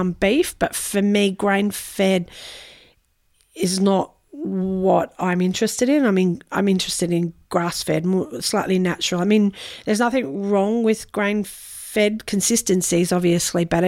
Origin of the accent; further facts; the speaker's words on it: Noosa, Queensland, Australia; we have a bit of family history here. I'm fifth generation Noosa